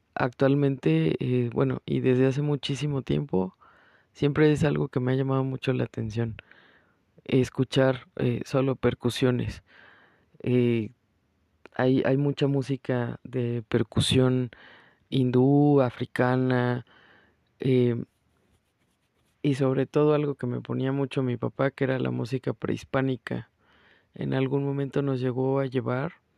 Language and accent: Spanish; Mexico; moved away; pese a ser mexicana, orgullosamente, soy una mexicana que no come picante